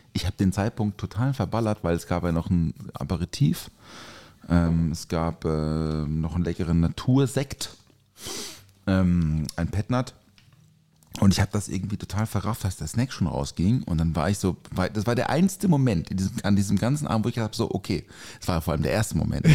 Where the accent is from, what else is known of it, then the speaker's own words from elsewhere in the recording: Durbach, Baden-Württemberg, Germany; aus Durbach, aus meiner Heimat